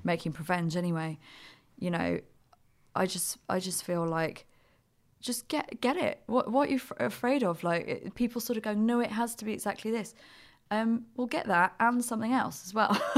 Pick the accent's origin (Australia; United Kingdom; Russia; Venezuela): United Kingdom; we're the same age and we're British